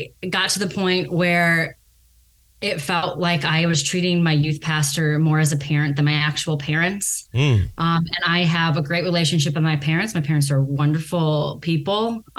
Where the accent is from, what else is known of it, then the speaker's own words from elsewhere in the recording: Chicago, Illinois, United States; moved away as an adult; now in California, United States; I grew up in Chicago, or suburbs of Chicago, rather, the west suburbs, DuPage County.